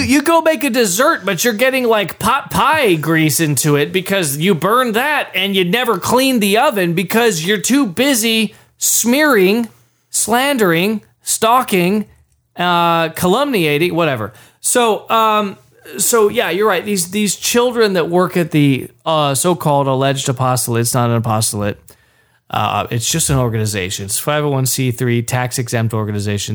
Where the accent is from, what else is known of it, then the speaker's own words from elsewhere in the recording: Texas, United States; I'm from Texas